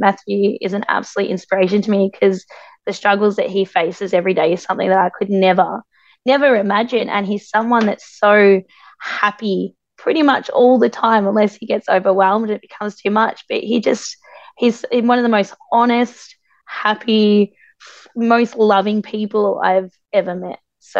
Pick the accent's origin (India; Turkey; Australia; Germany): Australia; as being Aboriginal Australian. And it's really awesome to come into my own culture.